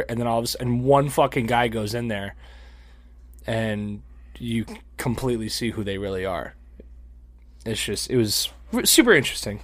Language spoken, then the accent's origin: English; Florida, United States; we're from Florida